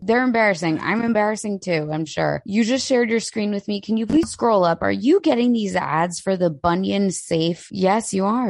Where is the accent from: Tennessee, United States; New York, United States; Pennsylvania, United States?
Pennsylvania, United States; Delaware County; accent: Delco; also born or lived in Philadelphia; I'm from Delco, yes! You guys. I was born in Philly. I am from Delco.